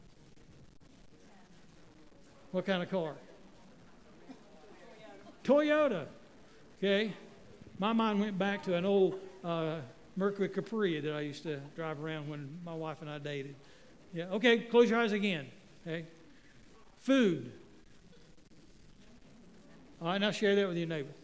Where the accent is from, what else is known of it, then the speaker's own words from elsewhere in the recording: Waynesville, North Carolina, United States; I grew up in Waynesville, North Carolina